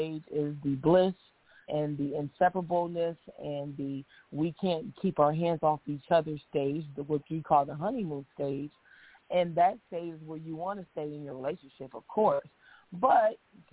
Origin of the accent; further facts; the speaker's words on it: Nebraska, United States; moved away as an adult; now in Los Angeles, United States; I'm from Nebraska. I moved here to L.A. for the same reason most people do, is show business